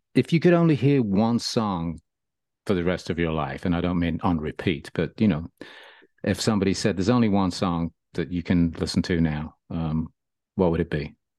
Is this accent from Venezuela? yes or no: no; Birmingham, West Midlands, United Kingdom; I grew up in Birmingham